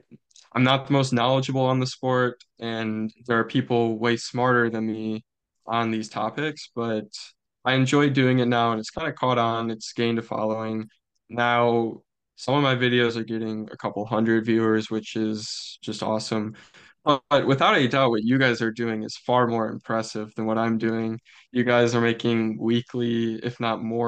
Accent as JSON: {"language": "English", "country": "United States", "said": "I'm from the United States of America"}